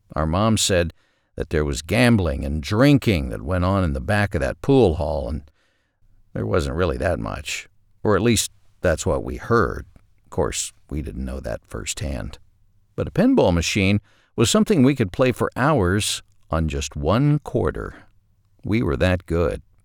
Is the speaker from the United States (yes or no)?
yes; Ashdown, Arkansas, United States; My hometown of Ashdown, Arkansas had Walmart number seventeen.